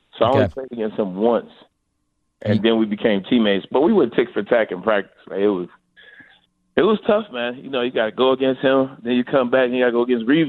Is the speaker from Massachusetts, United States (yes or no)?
no; Detroit, Michigan, United States; I'm from Detroit